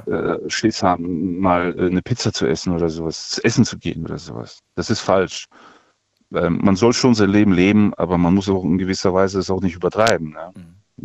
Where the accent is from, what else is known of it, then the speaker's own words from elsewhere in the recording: Kazakhstan; now in Germany; ich bin in Kasachstan geboren, seit 92 hier